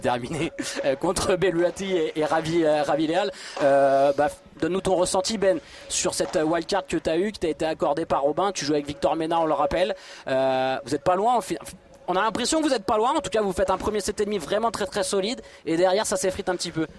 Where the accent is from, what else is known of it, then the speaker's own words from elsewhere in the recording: Bordeaux, Nouvelle-Aquitaine, France; je suis bordelais, je vis sur Bordeaux